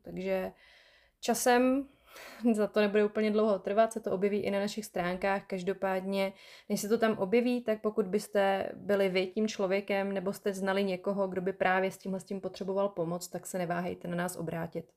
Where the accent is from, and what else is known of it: Czechia